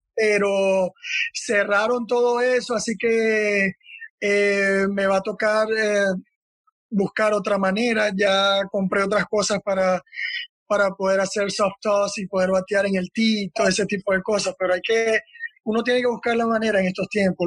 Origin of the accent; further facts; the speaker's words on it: Maracaibo, Zulia, Venezuela; Yo estaba en el apartamento de mi hermano en Maracaibo, de donde yo soy